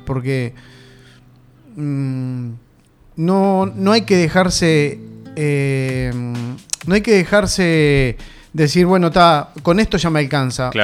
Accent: Uruguay; nosotros, los uruguayos, no nos damos cuenta en dónde vivimos

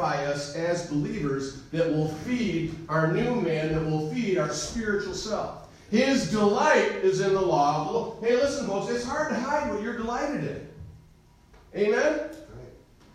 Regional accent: United States; As an American

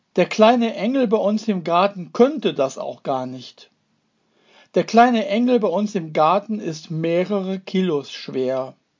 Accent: Duisburg, North Rhine-Westphalia, Germany; meine Heimatstadt Duisburg

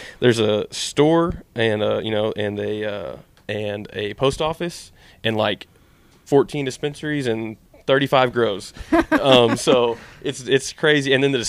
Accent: Cleveland, Oklahoma, United States; moved away as an adult; now in Thackerville, United States; I grew up on the out by Keystone Lake. Yeah, went to school in Cleveland, Oklahoma

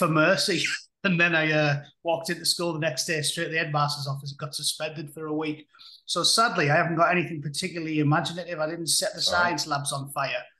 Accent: Middlesbrough, North East England, United Kingdom; moved away as an adult; also born or lived in York; now in United States; I was in Middlesbrough from the ages 0 to, 19 when I went joined the military.

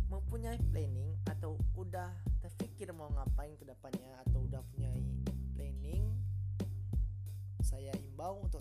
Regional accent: Jambi, Indonesia; Jadi dari Prodi Teknik Elektro dan saya berasal dari Jambi dan juga saya alumni dari Madrasah Aliyah Sumatera Tawalib

